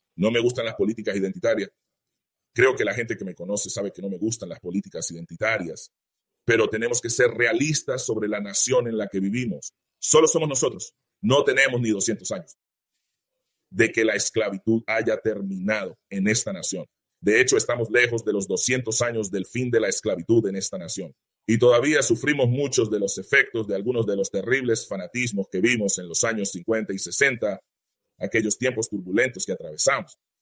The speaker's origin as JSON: {"language": "Spanish", "town": "Greensboro", "region": "North Carolina", "country": "United States", "tie": "born or raised there", "said": "me crié en Greensboro"}